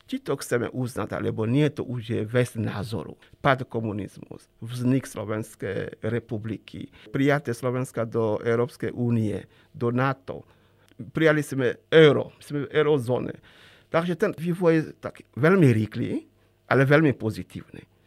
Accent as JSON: {"language": "Slovak", "country": "Chad", "second_language": "Slovak", "moved": "as an adult", "lives_now": "Slovakia", "said": "E, vtedy experti z Československa pôsobili u nás v Čade e, v rámci programu pre rozvoj a vývoj rozvojových krajín."}